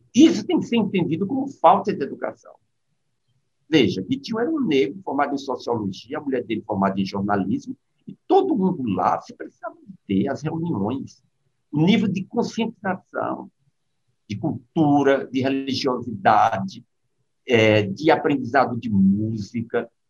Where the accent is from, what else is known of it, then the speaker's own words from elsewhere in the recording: Recife, Pernambuco, Brazil; eu sou aqui de, de Recife